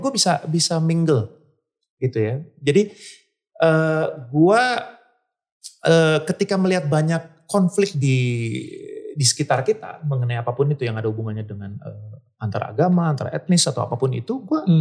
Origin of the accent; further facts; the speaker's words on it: Bandung, West Java, Indonesia; besar di Bandung